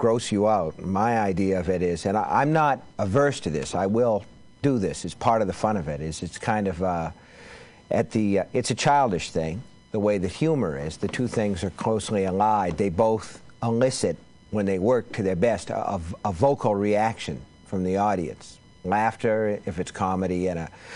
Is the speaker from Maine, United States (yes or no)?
yes; Maine, United States; I'm from Maine. I'm a Yankee